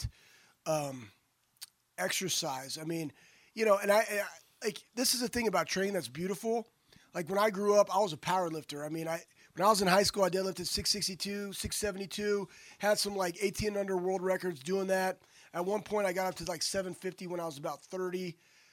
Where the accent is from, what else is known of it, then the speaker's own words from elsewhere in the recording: Texas, United States; growing up in Texas, hunting pigs